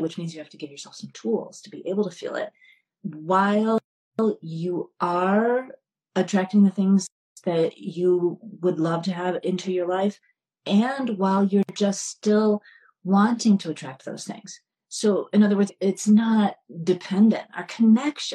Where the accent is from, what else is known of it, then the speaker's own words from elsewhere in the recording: New York, United States; I'm from New York